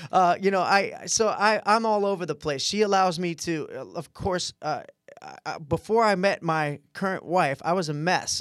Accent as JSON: {"language": "English", "region": "Midwest", "country": "United States", "said": "we're all from the Midwest, all from good families"}